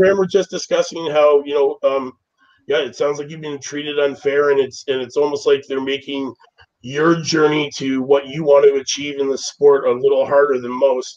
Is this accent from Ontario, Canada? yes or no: yes; Toronto, Ontario, Canada